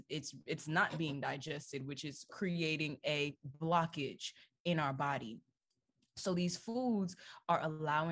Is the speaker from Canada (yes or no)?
no; Jamaica; I'm Jamaican, okay? I'm 100% Jamaican. I grew up eating jerk chicken.